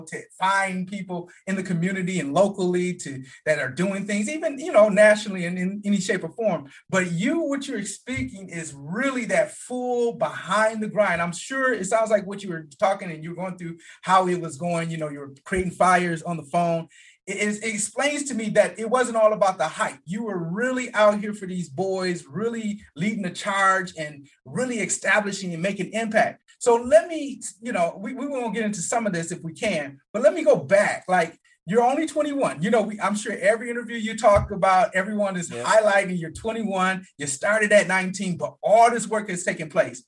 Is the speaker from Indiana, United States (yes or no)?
no; Flint, Michigan, United States; moved away as an adult; also born or lived in Detroit area, Michigan; now in Atlanta, United States; I'm from Michigan. I really grew up in Flint, Michigan, lived in Detroit area.